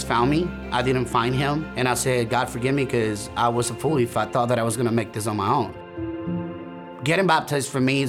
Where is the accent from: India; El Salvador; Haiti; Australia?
El Salvador; moved away as an adult; now in United States; I'm originally from El Salvador, Central America. I came to the United States back in 2014.